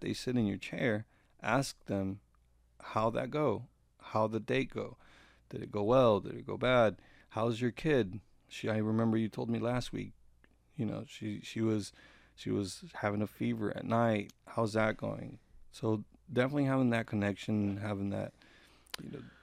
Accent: Gainesville, Georgia, United States; Where I grew up, I grew up here in Gainesville.

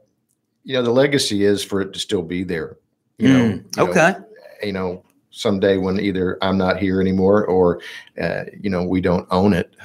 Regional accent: Fort Smith, Arkansas, United States; also born or lived in Pensacola; I grew up in Fort Smith

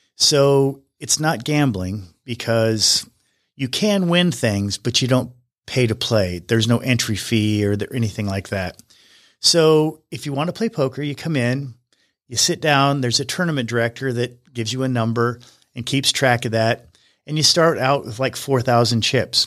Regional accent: Wyoming, United States; moved away; I grew up in Wyoming.

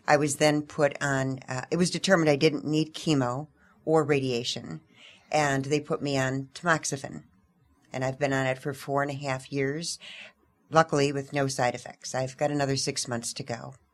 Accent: Tucson, Arizona, United States; we're from Tucson, Arizona

